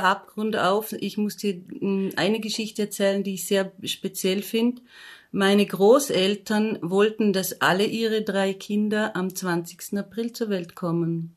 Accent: Austria; von dem Ort, wo ich aufgewachsen bin, nämlich in Dormien

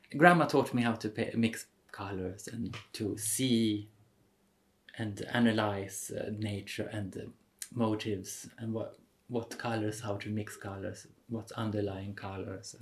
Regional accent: Stockholm, Stockholm County, Sweden; now in Vienna, Austria; I'm from Sweden, from Stockholm originally

